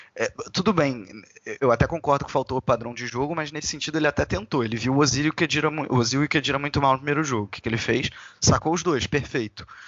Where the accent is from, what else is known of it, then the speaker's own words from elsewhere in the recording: Brazil; sendo brasileiro